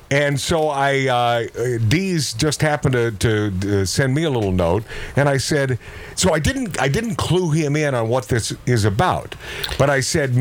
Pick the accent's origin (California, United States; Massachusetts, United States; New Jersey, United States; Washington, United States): Washington, United States; Seattle; growing up in the Pacific Northwest